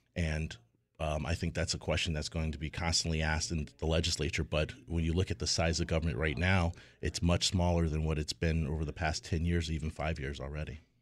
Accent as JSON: {"language": "English", "town": "Hartford", "region": "Connecticut", "country": "United States", "tie": "born or raised there", "said": "a kid growing up in Hartford at the time with two parents who only had their high school education"}